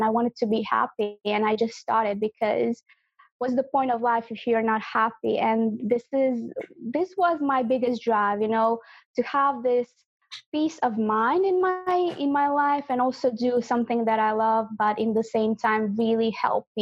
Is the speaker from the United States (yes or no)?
no; Croatia; I'm from Croatia.